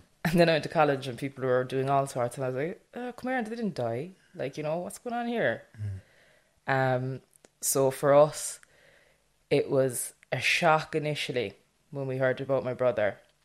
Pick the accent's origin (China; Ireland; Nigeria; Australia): Ireland; Millstreet, Munster; I'm from Mill Street, so it's North Cork, small rural town. Everybody knows everybody